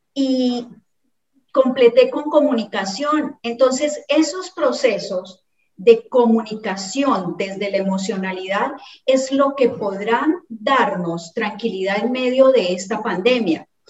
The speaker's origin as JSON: {"language": "Spanish", "town": "Cali", "region": "Valle del Cauca", "country": "Colombia", "moved": "as an adult", "lives_now": "Ecuador", "said": "mía como caleña"}